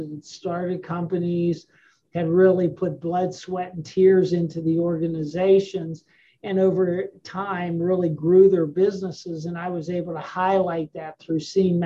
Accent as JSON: {"language": "English", "region": "Western Pennsylvania", "country": "United States", "tie": "born or raised there", "said": "I grew up in Western Pennsylvania"}